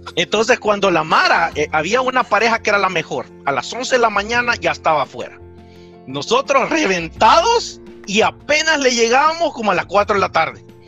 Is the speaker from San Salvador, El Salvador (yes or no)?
yes; San Salvador, El Salvador; moved away; yo soy salvadoreño, eh, nací en, la capital, en San Salvador